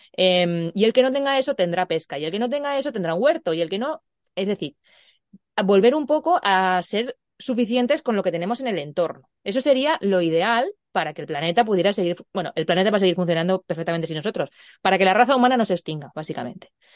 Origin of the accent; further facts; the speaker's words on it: Puertollano, Castilla-La Mancha, Spain; en mi pueblo, en Puerto Llano, pues no, no tanto en Puerto Llano porque es un poquito más grande